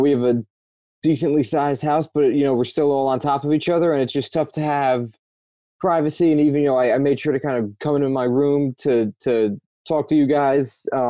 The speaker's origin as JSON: {"language": "English", "region": "New Jersey", "country": "United States", "said": "I'm originally from New Jersey, which is where I'm coming at you from now."}